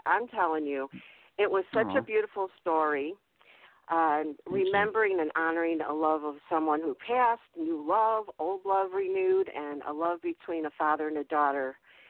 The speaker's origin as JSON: {"language": "English", "town": "Chicago", "region": "Illinois", "country": "United States", "said": "I'm from Chicago, or in Chicago."}